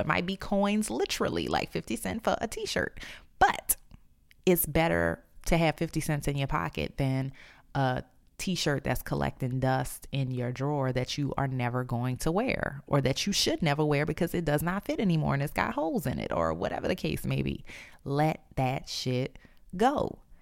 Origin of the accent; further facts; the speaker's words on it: New Orleans, Louisiana, United States; moved away; I'm in the process of moving back to my hometown, New Orleans.